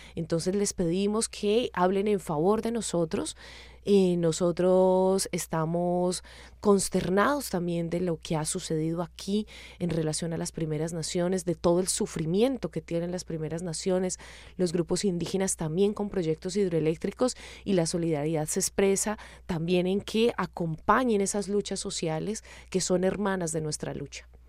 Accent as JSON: {"language": "Spanish", "country": "Colombia"}